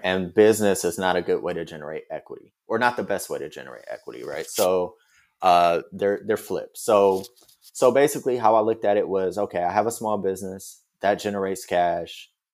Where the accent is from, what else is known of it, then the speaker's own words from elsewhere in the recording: Detroit, Michigan, United States; moved away as an adult; also born or lived in Washington, D.C. / New York / Paris / Atlanta; now in Los Angeles, United States; I grew up in Detroit. I pretty much lived there my whole childhood.